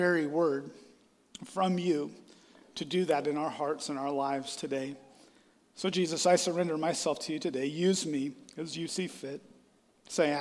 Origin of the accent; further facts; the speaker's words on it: Iowa, United States; moved away; also born or lived in Nebraska; I'm from Iowa.